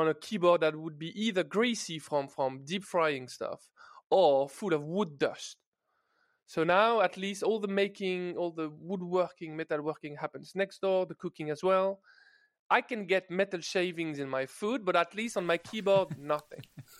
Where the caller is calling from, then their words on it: Paris, Île-de-France, France; I'm joining you from Paris, guys, from France, from my freshly renovated office.